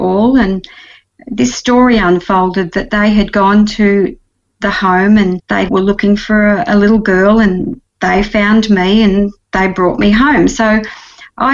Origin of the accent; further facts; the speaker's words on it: Victoria, Australia; I was 7 days old when I was taken home by my adoptive parents to a little town called Gagari in the country of Victoria.